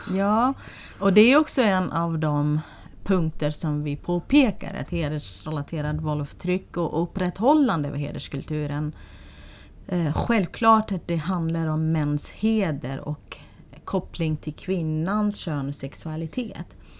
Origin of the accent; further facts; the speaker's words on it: Sulaymaniyah, Iraqi Kurdistan, Kurdistan Region, Iraq; Swedish is a second language; moved away as an adult; now in Sweden; jag är född i ett område i Sulaymaniyah län.